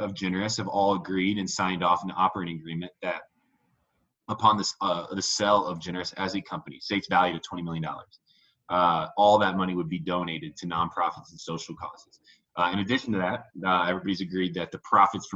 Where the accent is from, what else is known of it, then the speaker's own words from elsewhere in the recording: Indiana, United States; moved away as an adult; also born or lived in Denver; I grew up in Indiana, small Midwestern town, and I'm only child